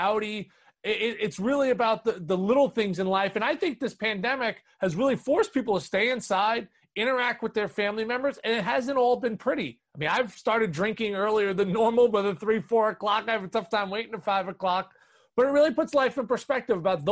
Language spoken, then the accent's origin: English; New York City, New York, United States; growing up in New York City, playing in Harlem